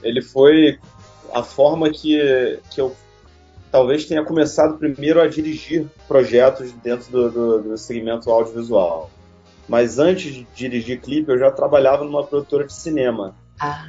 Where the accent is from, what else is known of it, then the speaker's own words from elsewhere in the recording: Rio de Janeiro, Brazil; Eu sou do Rio de Janeiro